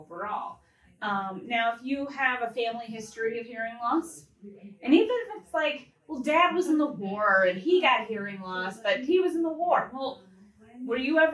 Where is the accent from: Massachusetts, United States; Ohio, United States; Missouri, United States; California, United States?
Ohio, United States; Mentor; also born or lived in Painesville, Ohio / Knoxville, Tennessee; I grew up in Painesville and Mentor